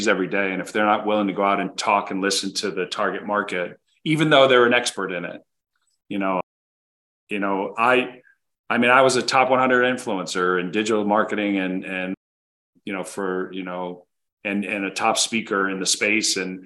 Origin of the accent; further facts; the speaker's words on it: United States; also born or lived in Connecticut / New Jersey; I grew up outside of New York. So I was in Connecticut and then New Jersey